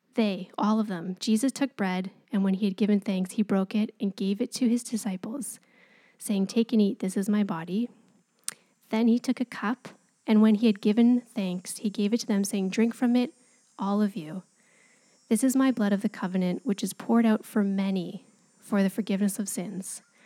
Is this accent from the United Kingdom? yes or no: no; Canada; we're Canadian and we're polite